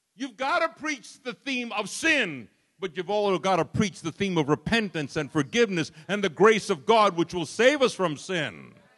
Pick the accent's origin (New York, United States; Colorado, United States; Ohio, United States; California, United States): New York, United States; New York City; I was raised in Brooklyn, New York